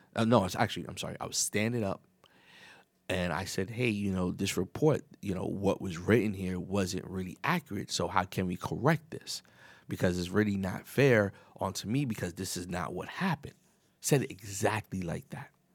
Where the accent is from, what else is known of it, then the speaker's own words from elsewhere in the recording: New York City, New York, United States; I was raised in New York, the Bronx